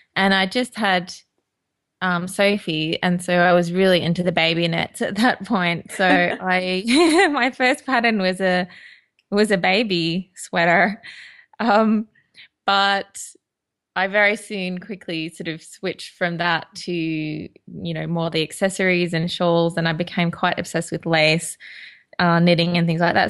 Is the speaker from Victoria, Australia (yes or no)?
no; Toowoomba, Queensland, Australia; now in London, United Kingdom; I was born and bred in Queensland in Australia